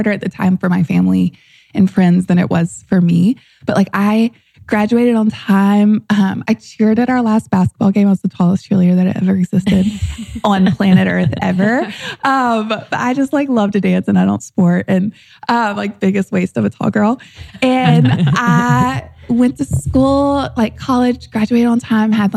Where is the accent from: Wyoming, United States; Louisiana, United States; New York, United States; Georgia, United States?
Louisiana, United States; St. Francisville; moved away as an adult; But I grew up in the Deep South in St. Francisville, Louisiana